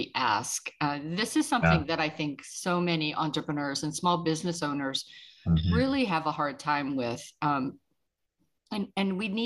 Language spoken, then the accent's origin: English; Pittsburgh, Pennsylvania, United States; moved away; I'm from Pittsburgh originally